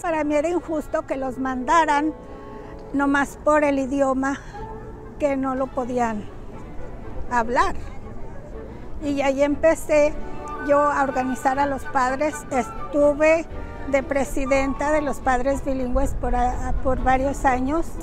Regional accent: Torreón, Coahuila, Mexico; moved away as an adult; also born or lived in Juan Aldama, Zacatecas; now in Denver, United States; yo nací en Juanaldama, Zacatecas y me crié en Torreón, Coahuila

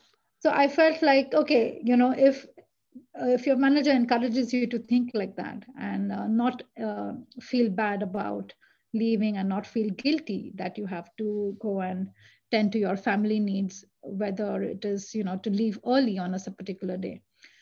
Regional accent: India; English is a second language; now in Sweden; I mean, the fact that I moved from India to Sweden, I never looked back. It was a huge leap of faith.

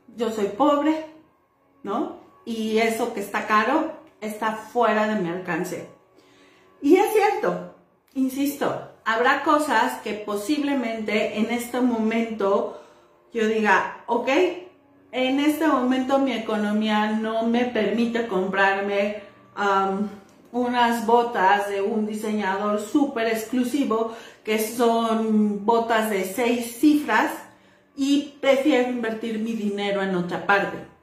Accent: Mexico; las que somos mexicanas

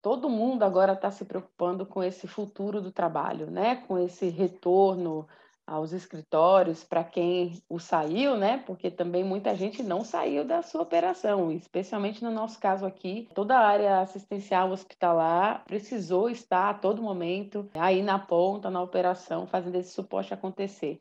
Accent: Brazil; como brasileiros, brasileiras, latinos

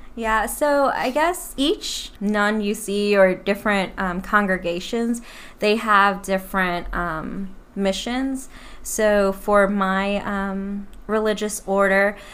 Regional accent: New Orleans, Louisiana, United States; moved away as an adult; now in Plano, United States; I am from New Orleans and I've moved to Plano, Texas about three and a half years ago

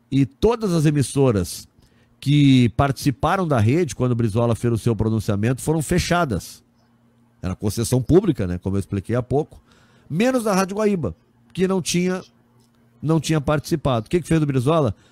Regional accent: Bergamo, Lombardy, Italy; eu sou de Bergamo, na Itália.

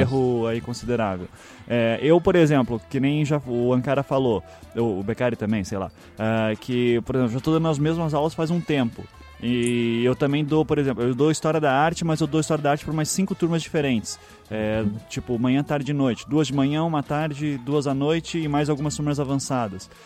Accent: Curitiba, Paraná, Brazil; accent: Curitibano; also born or lived in Northeast Brazil; Eu só nasci lá, com seis meses de vida já tava em Curitiba

